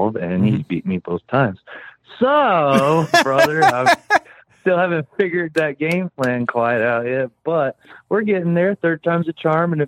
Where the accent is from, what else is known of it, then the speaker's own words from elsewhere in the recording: West Texas, United States; I'm from West Texas